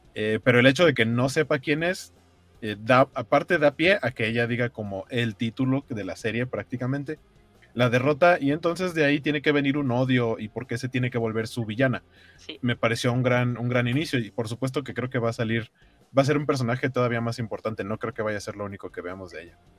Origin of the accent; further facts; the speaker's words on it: Mexico; las piñatas que tenemos aquí en México